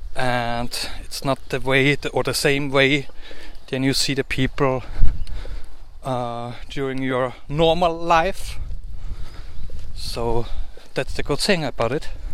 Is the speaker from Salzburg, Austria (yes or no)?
yes; Salzburg, Austria; first language German; English is a second language; from Salzburg, Austria